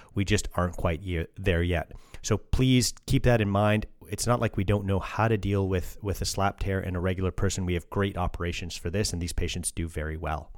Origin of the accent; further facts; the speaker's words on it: Canada; I'm I'm Canadian